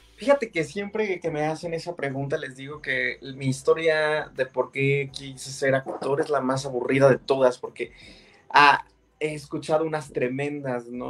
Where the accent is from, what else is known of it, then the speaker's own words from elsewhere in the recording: San Juan del Río, Querétaro, Mexico; el lugar de donde yo soy, que soy de San Juan del Río Querétaro